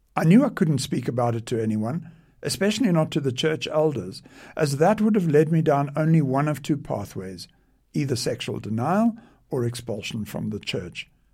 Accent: South Africa; I was born in South Africa

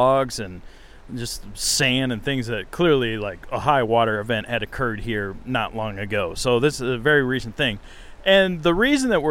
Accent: Iowa, United States; moved away as an adult; also born or lived in Montana; now in Grand Marais, United States; I grew up in Iowa, lived out west for a while

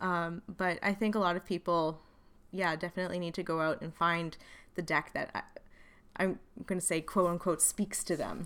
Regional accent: Wales, United Kingdom; I'm also Welsh.

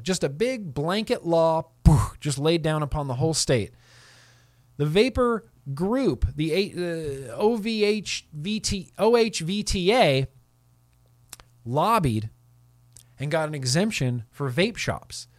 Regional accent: United States; I'm an American

